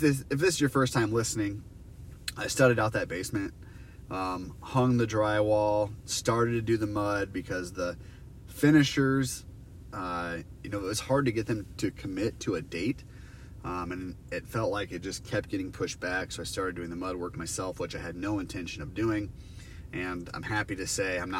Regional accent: Iowa, United States; I'm from Iowa.

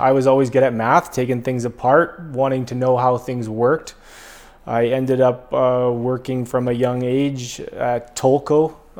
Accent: Quesnel, British Columbia, Canada; moved away as an adult; also born or lived in Edmonton; I'm from close to here. I grew up in Quesnel, spent high school years, elementary years in Quesnel, and then went to Edmonton for about 10 years after high school.

